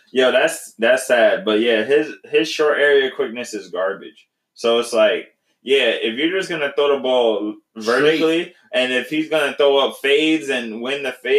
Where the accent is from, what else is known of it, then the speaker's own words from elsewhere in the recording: New York City, New York, United States; I'm from the Bronx.